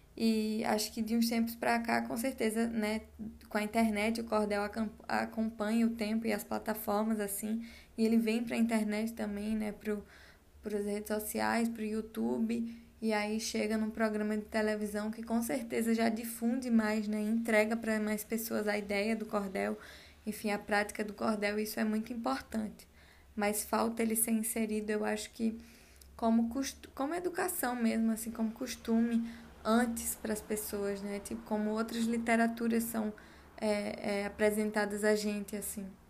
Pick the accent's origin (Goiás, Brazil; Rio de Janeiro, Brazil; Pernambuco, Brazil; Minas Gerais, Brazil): Pernambuco, Brazil; Carnaíba; quando eu era pequena, em Carnaíba, no sertão da Bahia